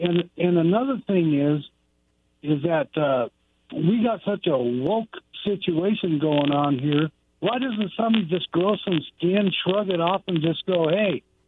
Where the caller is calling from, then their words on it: Goldendale, Washington, United States; from Goldendale.